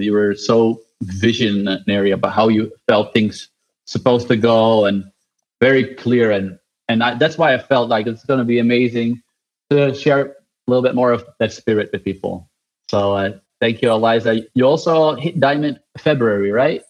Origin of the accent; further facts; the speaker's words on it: Netherlands; I'm from the Netherlands.